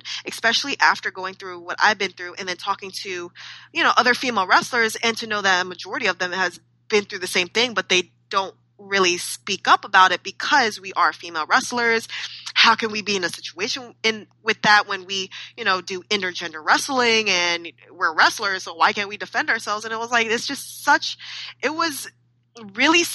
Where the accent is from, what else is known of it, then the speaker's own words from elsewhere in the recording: California, United States; in the early 90s, we were raised in California